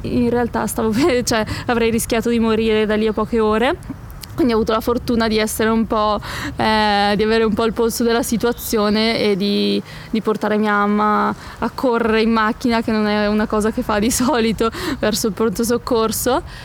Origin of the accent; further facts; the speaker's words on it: Palazzolo sull'Oglio, Lombardy, Italy; Siamo arrivati nel mio paese, a Palazzolo sull'Oglio